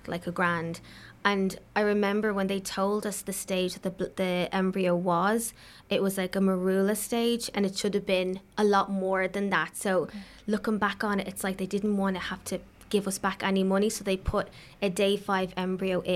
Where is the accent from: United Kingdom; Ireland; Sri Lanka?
Ireland; moved away; we're Irish